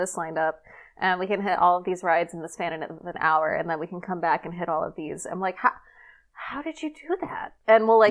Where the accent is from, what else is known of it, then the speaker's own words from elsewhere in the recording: Southern California, United States; I grew up in Southern California, like really close to Disneyland.